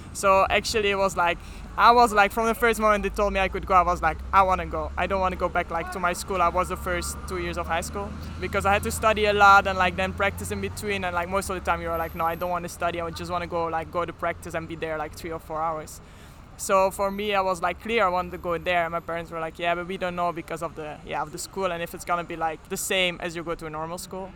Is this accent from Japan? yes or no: no; Flanders, Belgium; accent: Flemish; first language Flemish; English is a second language; moved away; my first language is like Flemish. Then we learn like when we have when we are 10 years old, we start learning French